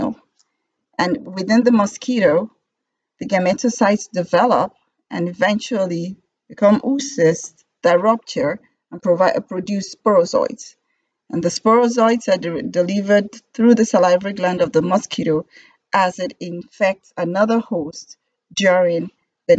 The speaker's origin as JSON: {"language": "English", "country": "Nigeria", "tie": "born or raised there", "said": "I was born and raised in Nigeria and got my medical degree from University of Ilorin in Nigeria"}